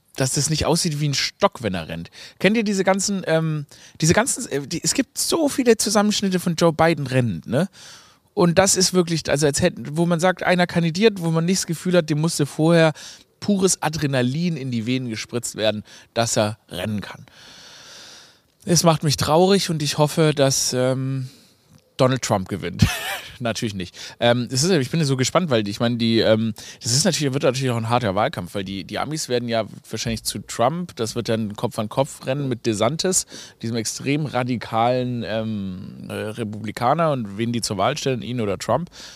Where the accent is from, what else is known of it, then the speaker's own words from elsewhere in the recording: Stuttgart, Baden-Württemberg, Germany; Ich komme ja aus Stuttgart